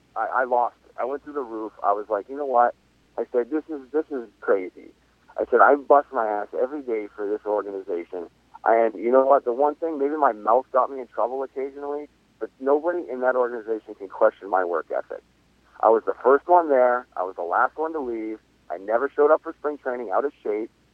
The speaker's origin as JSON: {"language": "English", "area": "50 miles north of Boston", "region": "New England", "country": "United States", "said": "I'm from New England, um, right, 50 miles north of Boston."}